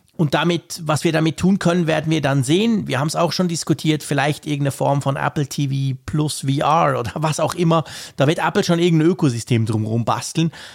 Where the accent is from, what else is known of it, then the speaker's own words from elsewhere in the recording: Switzerland; als Schweizer